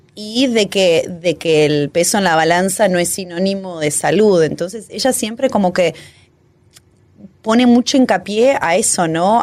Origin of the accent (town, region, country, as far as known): Argentina